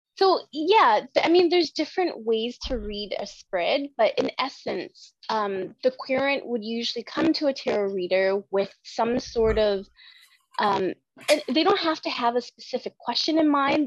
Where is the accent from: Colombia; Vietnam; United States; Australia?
Vietnam; I'm from Vietnam.